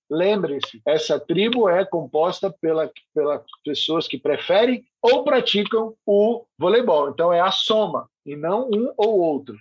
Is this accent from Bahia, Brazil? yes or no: yes; Salvador, Bahia, Brazil; also born or lived in Rio de Janeiro; nasci no Rio de Janeiro e cresci em Salvador